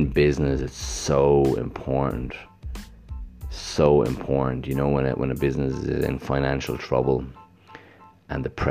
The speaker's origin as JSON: {"language": "English", "country": "Ireland", "tie": "born or raised there", "moved": "yes", "lives_now": "Gold Coast, Australia", "said": "I grew up in Ireland in a small town where it rains a lot and it's cold."}